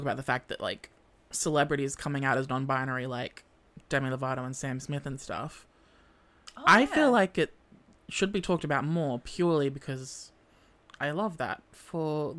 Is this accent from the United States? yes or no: no; Australia; accent: Australian; my accent. It was really rough being an Australian.